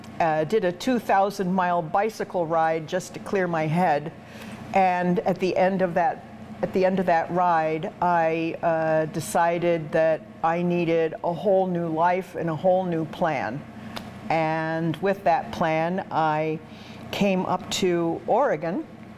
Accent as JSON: {"language": "English", "country": "Canada", "tie": "born or raised there", "also_born_or_lived": "England", "said": "I was born in England. And my family, right after World War II, emigrated to Canada."}